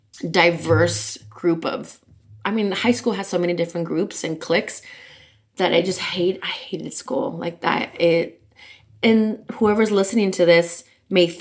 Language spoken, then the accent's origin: English; Los Angeles, California, United States; I'm born and raised in Los Angeles